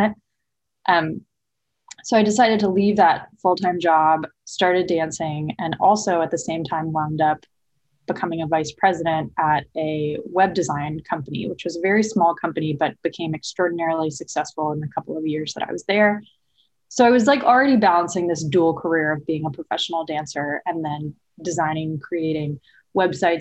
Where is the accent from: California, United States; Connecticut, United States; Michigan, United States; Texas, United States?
California, United States; Berkeley; I grew up in the Bay Area in the 90s, and I was born and raised in Berkeley.